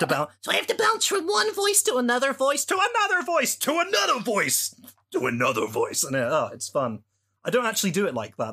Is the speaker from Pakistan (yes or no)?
no; United Kingdom; I'm a British person from the U K.